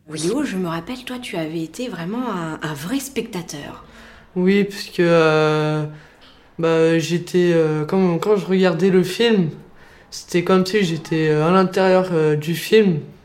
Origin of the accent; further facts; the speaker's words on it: Clermont-Ferrand, Auvergne-Rhône-Alpes, France; moved away as an adult; also born or lived in Strasbourg; now in Paris region, France; où je suis née, à Clermont-Ferrand